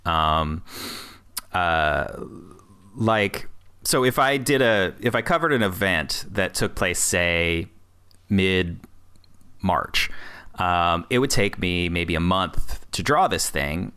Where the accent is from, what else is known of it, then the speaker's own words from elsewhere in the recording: Peoria, Illinois, United States; moved away as an adult; I was living in Peoria, Illinois, my hometown-ish. Uh, sort of my hometown, anyway. I grew up there from, like, third grade till I was, uh, you know, twenty-five